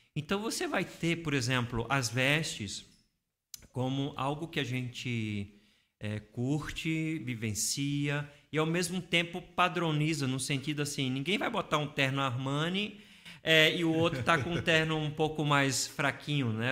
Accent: Recife, Pernambuco, Brazil; moved away as an adult; now in São Paulo, Brazil; Em Recife, eu vim de Recife, né? Então, eu vivenciei todo aquele processo lá em Recife

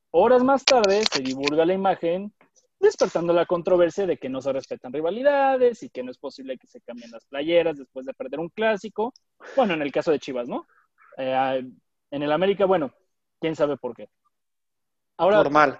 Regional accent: Mexico; somos mexicanos, orgullosamente mexicanos, amamos a nuestro México

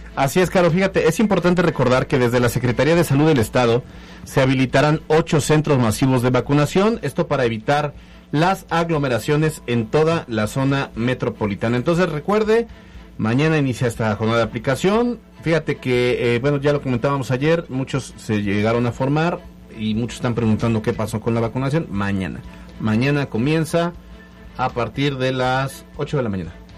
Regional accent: Alchichica, Puebla, Mexico; Alchichica, mi pueblo. Es más, yo no soy de Alchichica, Alchichica es mío.

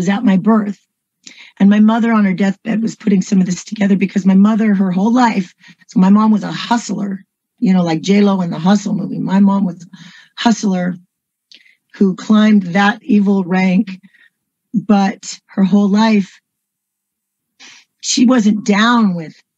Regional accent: San Francisco, California, United States; I was born in San Francisco, California, USA

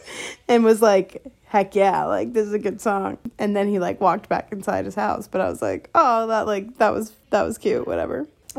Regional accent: Glen Ellyn, Illinois, United States; moved away; my hometown in Glen Ellyn

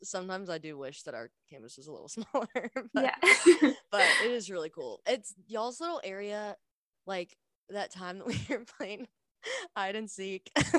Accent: Winston-Salem, North Carolina, United States; moved away as an adult; I grew up in Winston

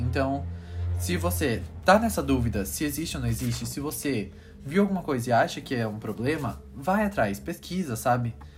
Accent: Brazil; nossa cultura brasileira

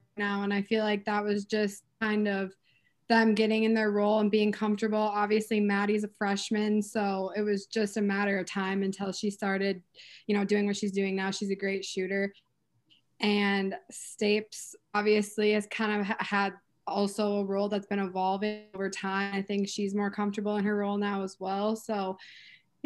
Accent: Minnesota, United States; moved away; I'm from Minnesota, so I grew up like a Gopher fan

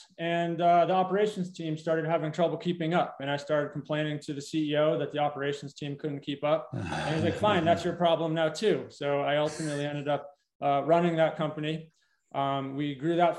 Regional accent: Connecticut, United States; moved away as an adult; also born or lived in Colorado; I grew up in Connecticut, came out to Colorado for school

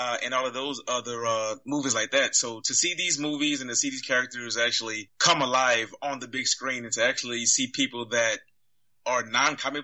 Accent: New Orleans, Louisiana, United States; now in San Antonio, United States; I currently now live in San Antonio, Texas, but I'm originally from New Orleans, Louisiana

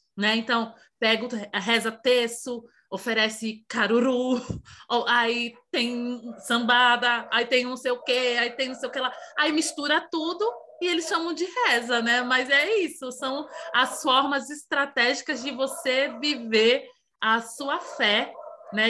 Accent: Santo Estêvão, Bahia, Brazil; No interior da Bahia, de onde eu sou, de Santo Estevão

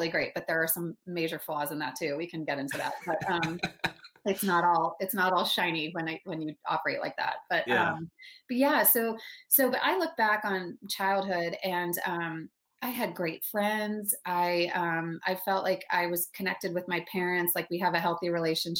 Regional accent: Dallas, Texas, United States; moved away as an adult; also born or lived in Denver, Colorado / Michigan; I was raised in a suburb in Dallas, Texas, which, you know, I don't have the accent all the time, but I can totally throw it on

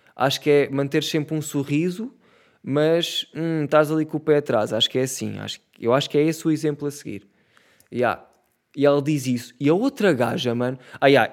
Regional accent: Setúbal, Portugal; eu sou de Setúbal

